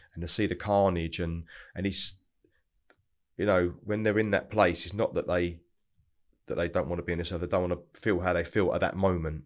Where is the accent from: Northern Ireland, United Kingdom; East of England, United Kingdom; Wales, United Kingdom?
East of England, United Kingdom; Broxbourne; also born or lived in North London; I grew up in Hertfordshire, which is really really nice part of the world. A place called Broxbourne